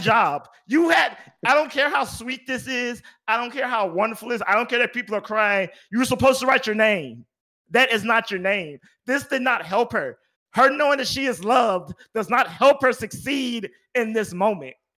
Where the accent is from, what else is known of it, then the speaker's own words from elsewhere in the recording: Houston, Texas, United States; I'm from Houston, Texas